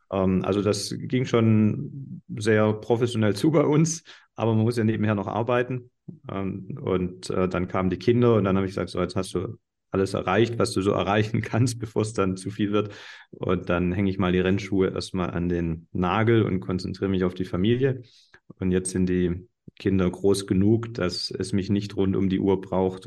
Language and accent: German; Baden-Württemberg, Germany; bei uns in Baden-Württemberg